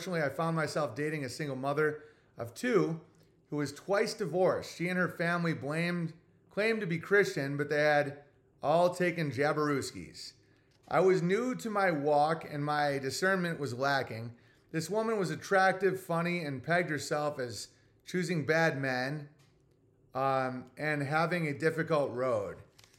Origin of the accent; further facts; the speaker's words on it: Ontario, Canada; I should mention I am from Ontario, Canada. Please forgive my parents for deciding it was a good idea to live here.